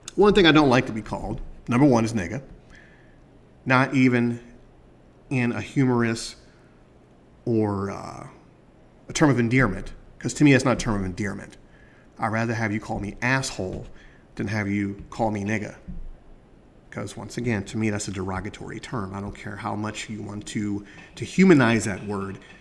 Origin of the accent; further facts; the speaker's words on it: United States; as a black man growing up in America